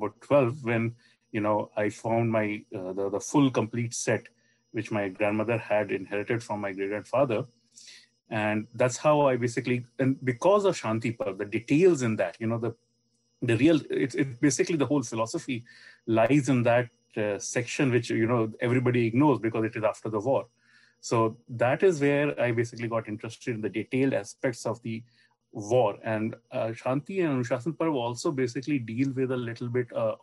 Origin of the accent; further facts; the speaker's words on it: India; growing up in India